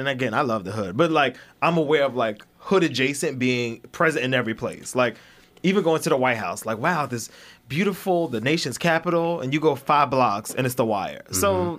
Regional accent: New York City, New York, United States; I'm from Flatbush.

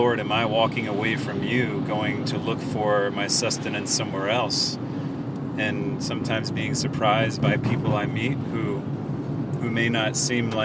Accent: Augusta, Georgia, United States; moved away; Originally from Augusta, Georgia.

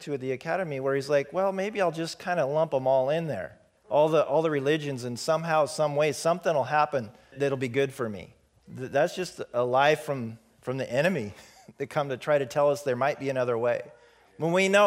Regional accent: Pacific Northwest, United States; this white boy growing up in the Pacific Northwest

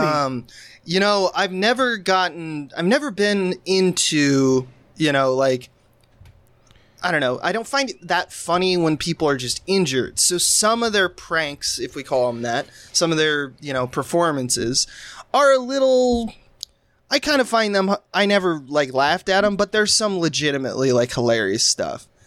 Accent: United States; growing up in America, if you were my age

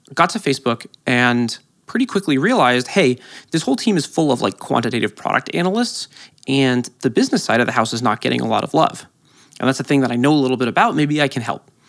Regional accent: San Francisco, California, United States; I grew up in San Francisco

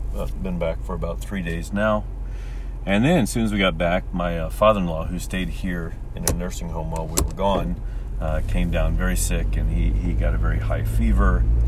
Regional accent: St. Charles, Missouri, United States; moved away as an adult; now in Japan; my hometown of St. Charles, Missouri

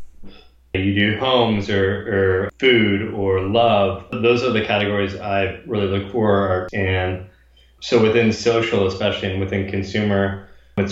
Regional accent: Bay Area, California, United States; also born or lived in Kansas City / Los Angeles; growing up in the Bay Area

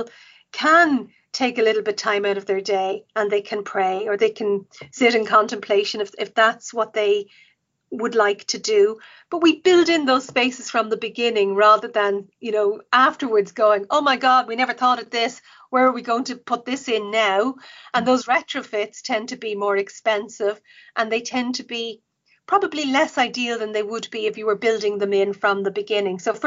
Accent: Dublin, Leinster, Ireland; I grew up in Cabra

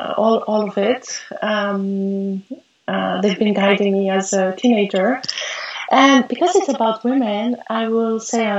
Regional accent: Montreal, Quebec, Canada; born there; also born or lived in Greece; Well, I was born in Montreal.

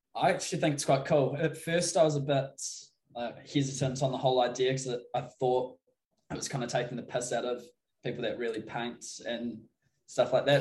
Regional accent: Christchurch, Canterbury, New Zealand; I'm from Christchurch, so it's down the middle of the South Island.

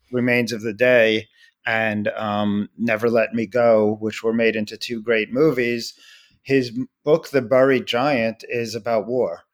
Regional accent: United States; an American Jew whose grandparents were in the Holocaust

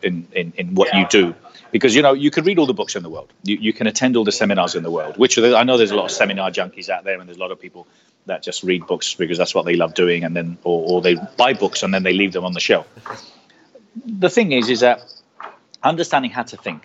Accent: Marbella, Andalusia, Spain; first language Spanish; English is a second language; moved away as an adult; also born or lived in United Kingdom; now in London, United Kingdom; I was born here, but my parents are Spanish. I left here when I was 9, brought up in Spain. I am bilingual. I consider myself Spanish

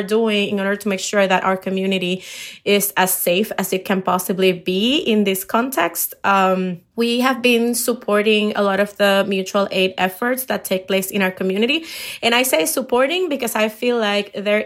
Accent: Puerto Rico; English is a second language; moved away as an adult; now in Chicago, United States; I'm from Puerto Rico

